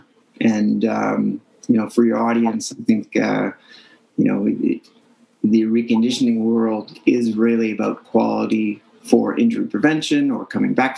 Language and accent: English; Montreal, Quebec, Canada; I grew up in Montreal